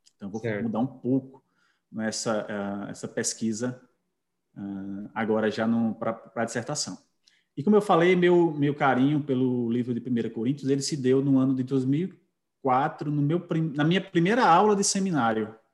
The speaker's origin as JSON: {"language": "Portuguese", "town": "Caruaru", "region": "Pernambuco", "country": "Brazil", "tie": "born or raised there", "said": "sou natural de Caruaru"}